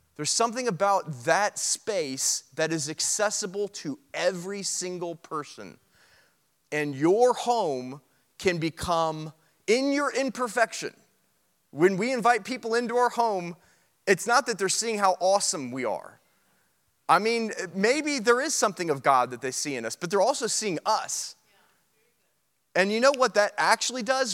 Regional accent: United States; being an American and we're loud and we're arrogant

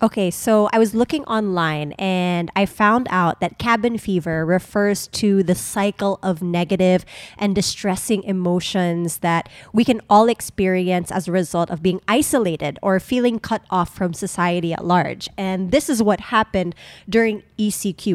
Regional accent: Subic, Central Luzon, Philippines; moved away; We've been taking road trips to my hometown, Subic, because we are still a resident.

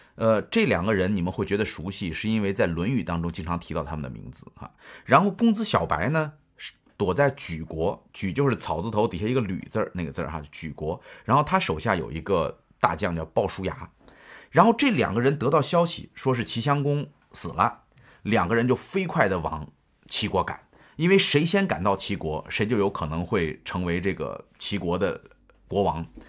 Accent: China; 我们作为中国人

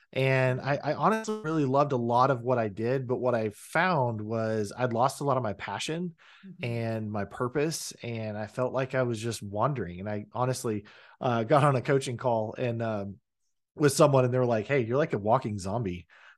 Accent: Oklahoma, United States; also born or lived in Texas; Was born in Texas, raised in Oklahoma.

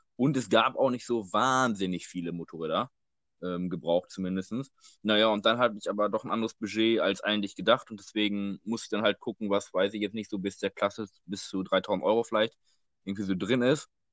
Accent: Dortmund, North Rhine-Westphalia, Germany; wir kommen ja aus Dortmund

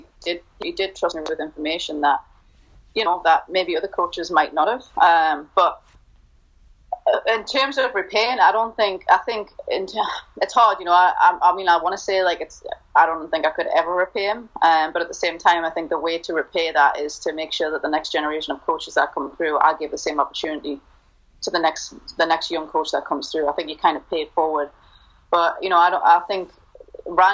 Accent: Newcastle upon Tyne, North East England, United Kingdom; moved away as an adult; also born or lived in Mississippi / Louisiana / West Texas / Houston; now in Gainesville, United States; born and raised in Newcastle and came over here when I was 18

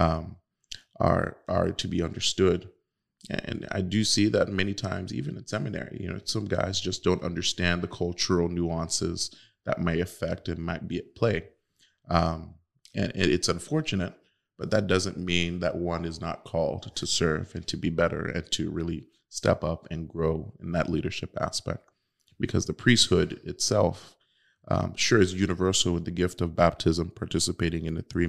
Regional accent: United States; born and raised in the United States to have become a priest

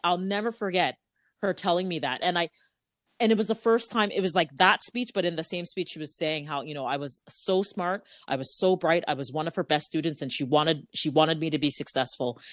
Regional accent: Ajax, Ontario, Canada; I grew up in Ajax

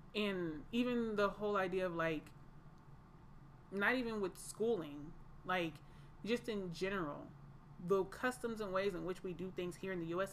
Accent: Atlanta, Georgia, United States; I am from Atlanta, Georgia

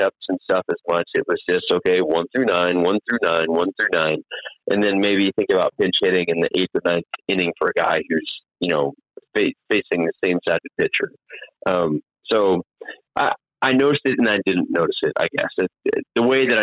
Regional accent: Texas, United States; moved away; I grew up in Texas following the Rangers.

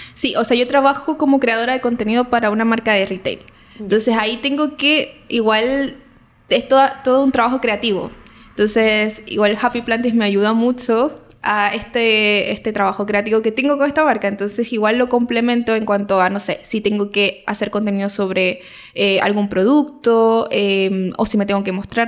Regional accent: Venezuela; moved away as an adult; now in Chile; yo soy venezolana y tengo cinco años eh, viviendo acá en Chile

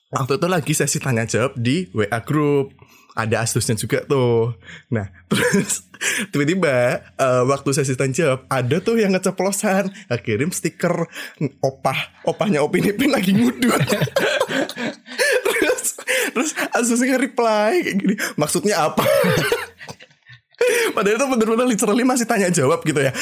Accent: Java, Indonesia; aku orang Jawa

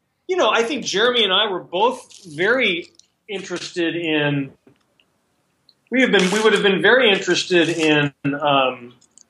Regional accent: Chicago, Illinois, United States; now in California, United States; I'm originally from Chicago

